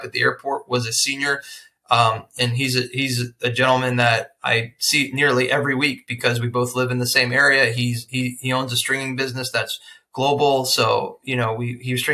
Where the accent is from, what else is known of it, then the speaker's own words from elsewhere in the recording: Florida, United States; I'm from Florida